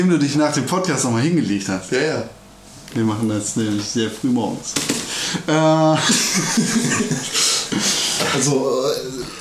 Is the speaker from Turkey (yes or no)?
yes; Turkey; Ja, ich bin ja Türke. Also ich war mal.